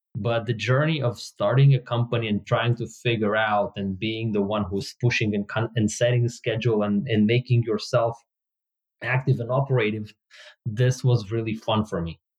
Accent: Israel; English is a second language; moved away as an adult; also born or lived in Soviet Union; now in Bay Area, United States; at the age of nine i moved from soviet union to israel and at the age of 41, I moved from Israel to the Bay Area in the US

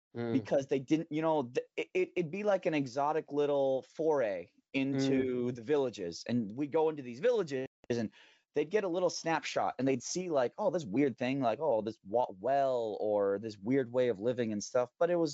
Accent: Thailand; There wasn't anything exotic or unique about a foreign language to me, growing up in Thai and running around speaking Thai and then Burmese and stuff.

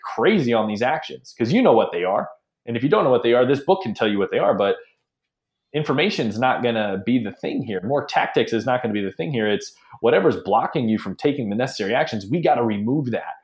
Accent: Ohio, United States; also born or lived in Hawaii / Nashville, Tennessee / Phoenix / Los Angeles; now in San Francisco, United States; I grew up in Ohio

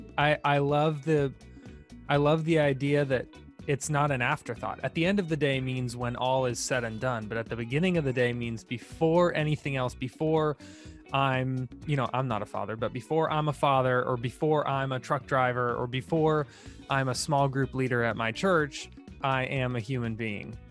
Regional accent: Tampa, Florida, United States; I grew up in Tampa, Florida

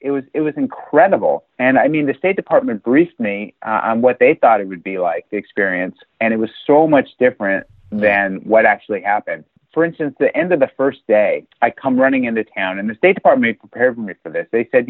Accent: United States; I'm an American diplomat

